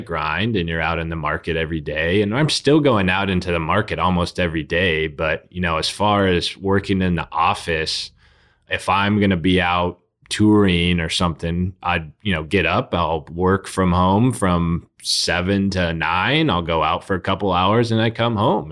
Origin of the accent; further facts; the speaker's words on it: South Bay, California, United States; also born or lived in Oakland; I'm from the South Bay.